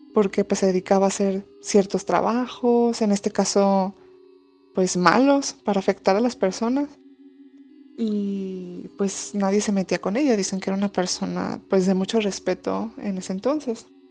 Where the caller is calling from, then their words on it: Saltillo, Coahuila, Mexico; te mando saludos desde Saltillo, Coahuila